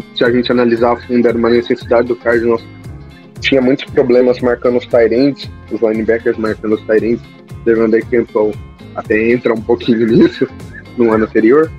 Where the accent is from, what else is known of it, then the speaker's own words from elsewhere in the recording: Campinas, São Paulo, Brazil; eu sou de Campinas, torcedor